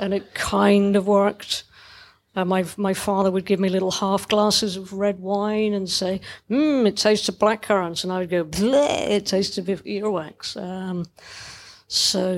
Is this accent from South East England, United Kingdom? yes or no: no; Dundee, Scotland, United Kingdom; I was growing up in Dundee